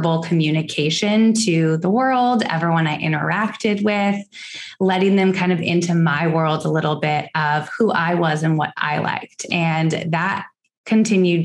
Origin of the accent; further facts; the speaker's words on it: Seattle, Washington, United States; also born or lived in Los Angeles, California; now in Houston, United States; I grew up in Seattle, Washington, lived in LA for several years, and am now here in Texas